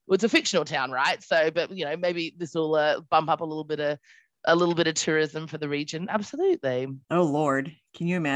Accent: Australia; also born or lived in United Kingdom; now in New York, United States; So, I'm from Australia, but I lived in the UK for quite some time. Uh, so, my accent is really all over the place, and now I live in New York, which is really exciting.

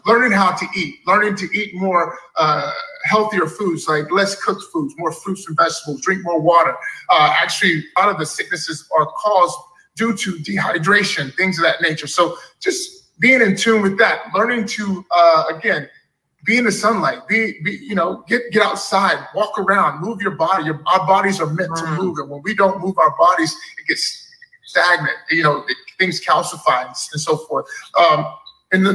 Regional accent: Dallas, Texas, United States; growing up in Texas, Dallas

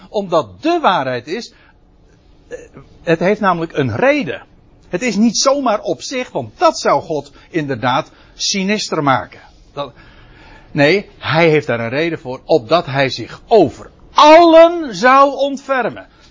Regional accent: Netherlands; als Nederlander

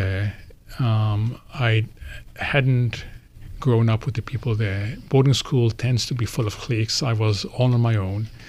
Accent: New York, United States; born there; also born or lived in Egypt; So as a kid, I was born in New York, where he was initially, then went back to Egypt. Then we started moving every time he moved.

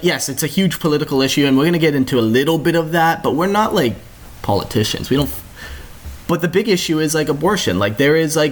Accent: Canada; I'm a Canadian

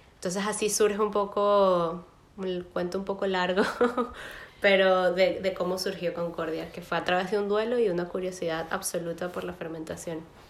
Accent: Caracas, Capital District, Venezuela; moved away as an adult; now in Berlin, Germany; vivo en Berlín, pero soy de Caracas, estudié letras en la Universidad Central de Venezuela

